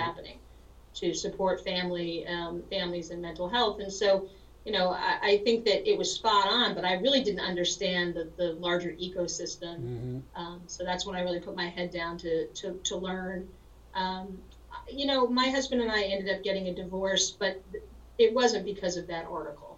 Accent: New Rochelle, New York, United States; moved away as an adult; also born or lived in Berkeley, California / Lawton, Oklahoma; I grew up in New Rochelle, New York

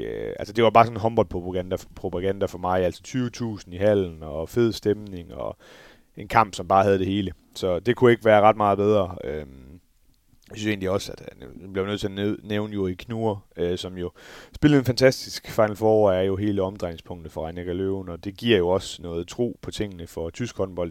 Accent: Denmark; som dansker

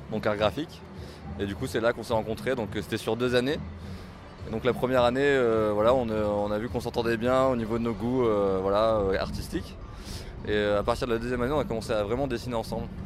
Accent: Lyon, Auvergne-Rhône-Alpes, France; À Lyon, on est lyonnais.

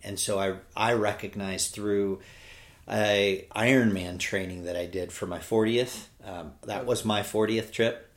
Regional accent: California, United States; moved away as an adult; now in Birmingham, United States; I'm from California

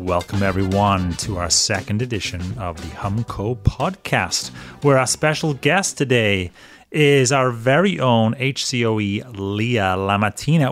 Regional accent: Wales, United Kingdom; moved away as an adult; now in United States; I'm a Welshman

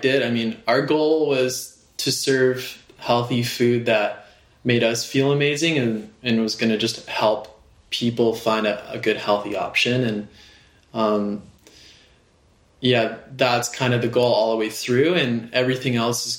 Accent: Kauai, Hawaii, United States; moved away as an adult; now in Oahu, United States; I grew up on Kauai

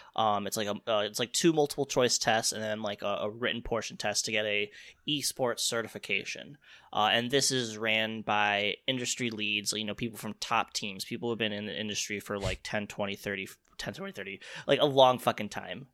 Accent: Chicago, Illinois, United States; I'm from Chicago

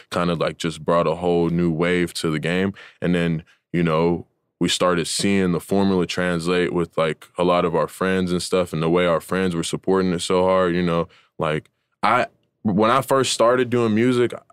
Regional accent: Atlanta, Georgia, United States; So like I I ended up being born in Atlanta. Like I'm actually the only person in my family was born in Georgia. Like all my other families from like New York and California and stuff like that.

